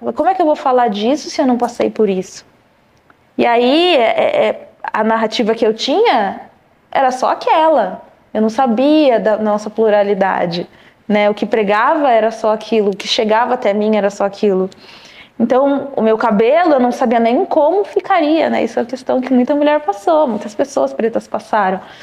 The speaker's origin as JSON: {"language": "Portuguese", "town": "Louveira", "region": "São Paulo", "country": "Brazil", "tie": "born or raised there", "also_born_or_lived": "Vinhedo", "moved": "yes", "lives_now": "São Paulo, Brazil", "said": "sou do interior de São Paulo, nasci numa cidade chamada Vinhedo, é, cresci em Louveira, são cidades próximas"}